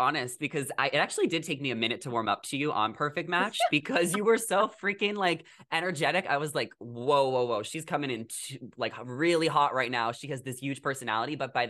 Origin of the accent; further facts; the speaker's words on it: Long Island, New York, United States; moved away as an adult; also born or lived in New Jersey; now in Los Angeles, United States; I'm from the East Coast too. I'm from New York.